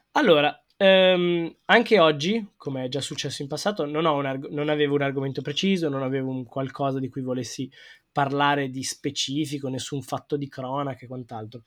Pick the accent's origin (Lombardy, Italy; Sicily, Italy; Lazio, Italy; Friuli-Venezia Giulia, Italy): Lombardy, Italy; Milan; Io sono proprio milanese